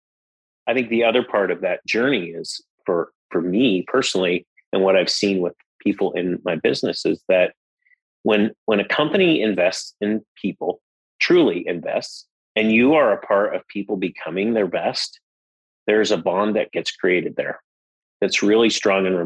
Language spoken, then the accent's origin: English; Las Vegas, Nevada, United States; I grew up in Las Vegas, Nevada